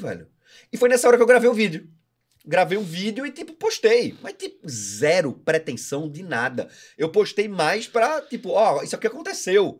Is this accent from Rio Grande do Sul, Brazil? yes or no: no; Recife, Pernambuco, Brazil; now in Florianópolis, Brazil; Eu sou de Recife.